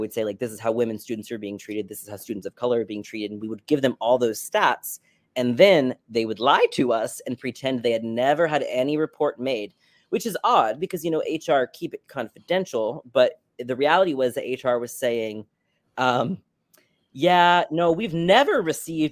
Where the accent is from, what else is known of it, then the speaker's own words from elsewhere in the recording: Tallahassee, Florida, United States; moved away as an adult; also born or lived in Connecticut / New York; I'm from Tallahassee, where Florida State is located